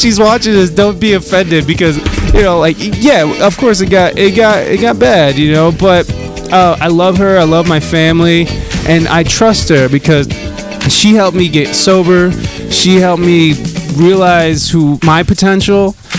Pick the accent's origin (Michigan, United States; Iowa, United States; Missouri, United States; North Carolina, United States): Michigan, United States; Adrian; And I'm actually originally from Michigan. I'm okay. from this shithole called Adrian, Michigan.